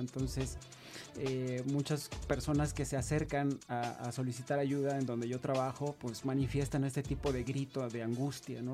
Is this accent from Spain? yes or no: no; Hermosillo, Sonora, Mexico; moved away; yo soy de Sonora, del norte del país, de México